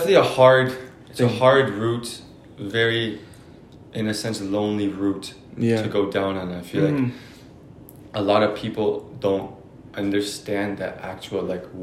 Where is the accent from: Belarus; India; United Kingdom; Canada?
Canada; growing up in Canada, we're very lucky. We're very fortunate mm-hmm. to be growing up in a country like this.